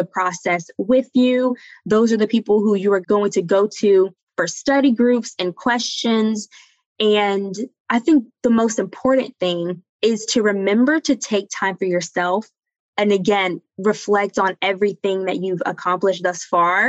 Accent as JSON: {"language": "English", "region": "the South", "country": "United States", "tie": "born or raised there", "moved": "as an adult", "said": "I grew up in the South."}